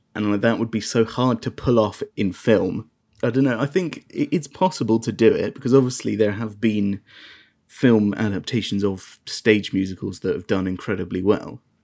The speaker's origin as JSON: {"language": "English", "country": "United Kingdom", "said": "being British"}